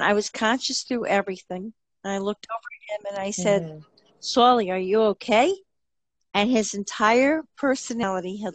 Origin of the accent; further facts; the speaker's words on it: New Jersey, United States; as you can tell from my accent, I'm from New Jersey